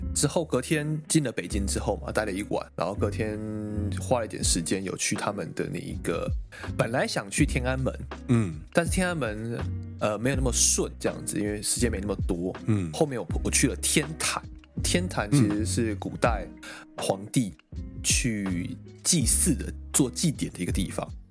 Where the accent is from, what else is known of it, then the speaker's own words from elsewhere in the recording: Miaoli County, Taiwan; moved away as an adult; also born or lived in Kaohsiung, Taiwan; now in Japan; 我苗栗人，然后我对还没去过南部，我没去过高雄之前